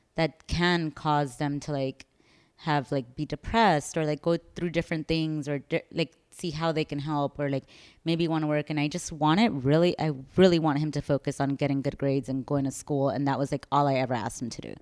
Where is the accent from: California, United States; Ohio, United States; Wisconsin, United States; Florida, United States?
California, United States; San Francisco; moved away as an adult; also born or lived in El Salvador; now in Chicago, United States; I'm originally from San Francisco.